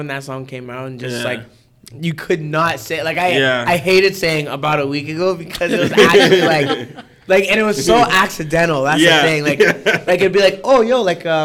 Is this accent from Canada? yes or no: yes; Canada; I'm from Canada